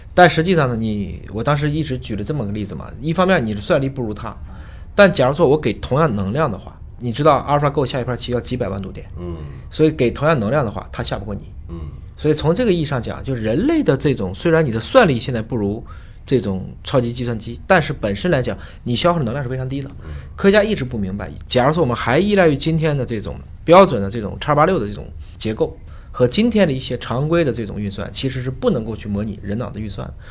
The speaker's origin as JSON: {"language": "Chinese", "country": "China", "said": "我们中国人"}